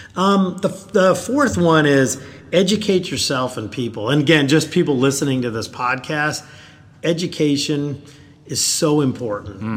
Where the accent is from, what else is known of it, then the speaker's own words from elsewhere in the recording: Rochester, New York, United States; moved away as an adult; now in South Carolina, United States; I'm from New York originally, so yeah. Rochester, New York, and I came to the South through Clemson